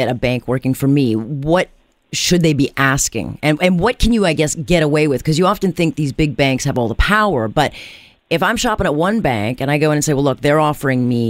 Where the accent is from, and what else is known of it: Canada